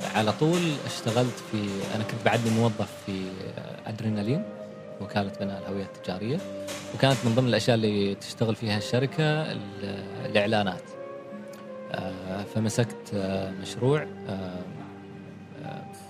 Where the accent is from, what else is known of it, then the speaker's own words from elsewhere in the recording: Oman; إحنا كعمانيين